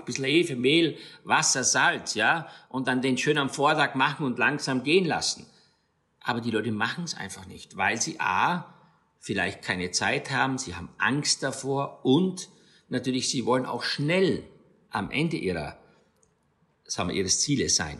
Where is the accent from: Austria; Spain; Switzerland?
Austria; St. Stefan im Rosental, Styria; moved away as an adult; also born or lived in Graz; now in Rhineland-Palatinate, Germany; aus meiner Heimat Steiermark